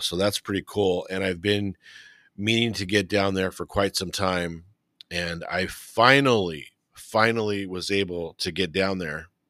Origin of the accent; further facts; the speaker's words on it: Whittier, California, United States; I grew up in West Whittier